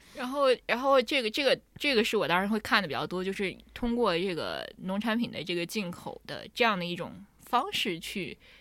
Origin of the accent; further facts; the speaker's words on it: China; 我们中国人